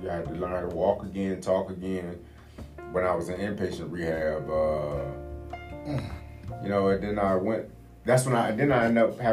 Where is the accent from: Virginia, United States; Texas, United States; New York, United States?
Virginia, United States; I'm from Virginia